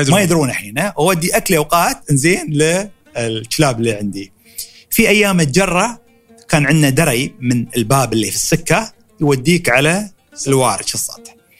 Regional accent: Dubai, United Arab Emirates; born or raised there; accent: Emirati

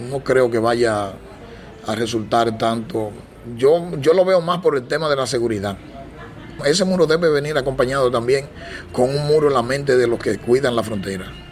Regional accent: Dominican Republic; nosotros mismos como dominicanos estamos siendo afectados con este tema porque se nos recarga este tipo de, de situación y es una carga más para este país.

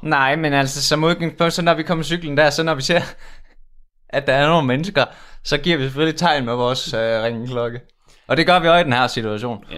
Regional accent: Udbyhøj, Central Denmark Region, Denmark; vi kommer jo fra Udbyhøj

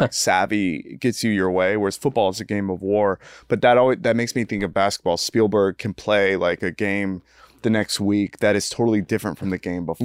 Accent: United States; as an American

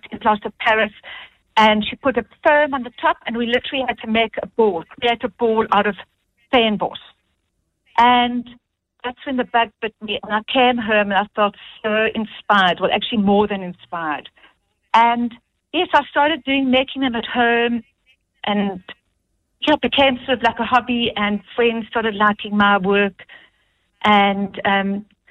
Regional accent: Eastern Cape, South Africa; now in Elgin, South Africa; I grew up in the Eastern Cape

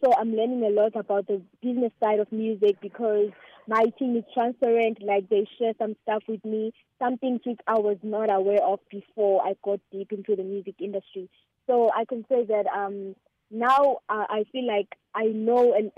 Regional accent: KwaZulu-Natal, South Africa; born or raised there

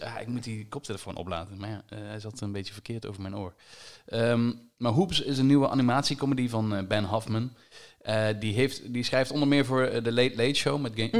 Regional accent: Limburg, Netherlands; als Limburger

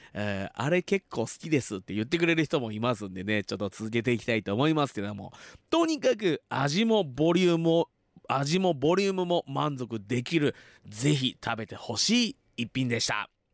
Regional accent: Fuji, Shizuoka, Japan; 生まれも育ちも静岡県富士市

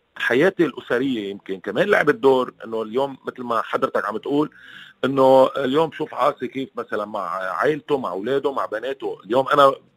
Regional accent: Lebanon; معنا كلبنانيه

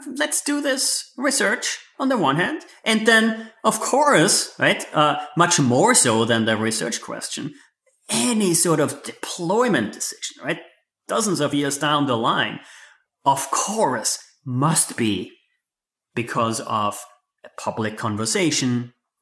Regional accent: Austria; moved away; I grew up in Austria

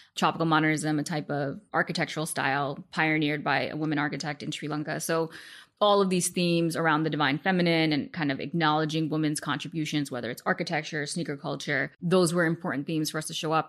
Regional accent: New York City, New York, United States; growing up in Queens

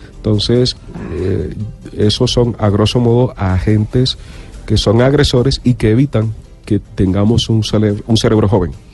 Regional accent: Barranquilla, Atlántico, Colombia; accent: costeño; moved away as an adult; now in Bogotá, Colombia; Yo soy de Barranquilla, tengo mm, aproximadamente 30 años de estar radicado en la ciudad

